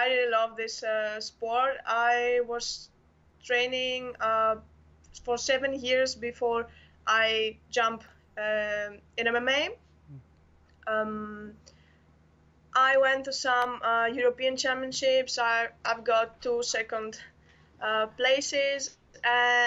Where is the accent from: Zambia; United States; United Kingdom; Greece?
Greece; Athens, Attica; I'm from Athens, Greece